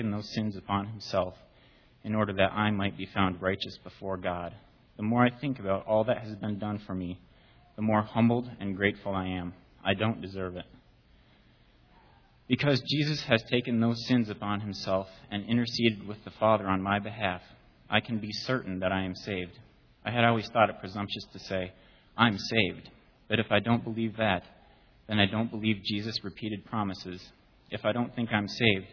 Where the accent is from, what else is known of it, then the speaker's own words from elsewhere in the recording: Minnesota, United States; now in Arizona, United States; I was born in Minnesota and was raised there, but I now live in Arizona